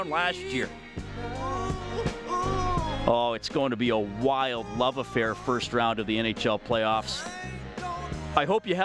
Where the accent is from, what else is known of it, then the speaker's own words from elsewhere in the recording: Canada; as a Canadian